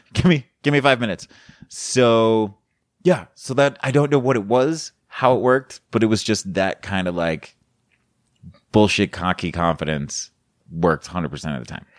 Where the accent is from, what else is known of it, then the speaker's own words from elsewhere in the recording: Colorado, United States; now in Florida, United States; I'm from Colorado. I'm living in Florida